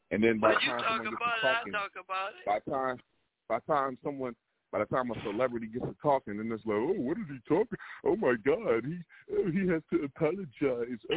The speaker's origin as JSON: {"language": "English", "region": "North Carolina", "country": "United States", "said": "I'm from North Carolina, too."}